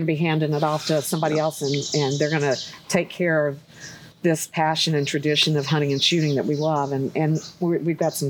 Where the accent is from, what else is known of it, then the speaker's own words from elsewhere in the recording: North Carolina, United States; I grew up in North Carolina